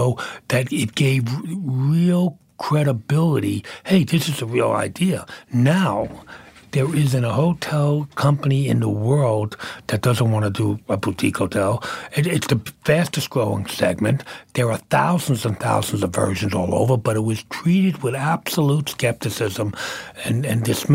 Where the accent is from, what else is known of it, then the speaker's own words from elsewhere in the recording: New York City, New York, United States; moved away; also born or lived in Manhattan; I came from Brooklyn